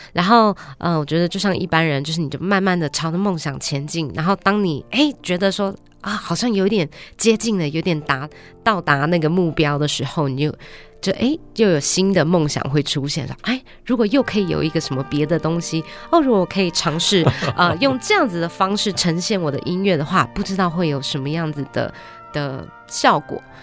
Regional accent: Australia; moved away as an adult; now in Taiwan; 我在台湾出生，七岁只是时候就跟爸爸妈妈移民到澳洲

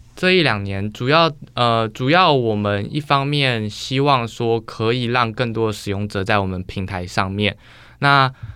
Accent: Taiwan; moved away as an adult; also born or lived in United States; 我那时候刚好疫情状况回来台湾

